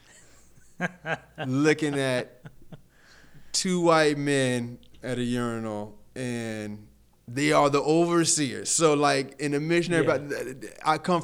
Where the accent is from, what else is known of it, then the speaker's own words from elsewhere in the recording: Fort Myers, Florida, United States; I'm from a place called Harlem Heights in Fort Myers, predominantly black and Latino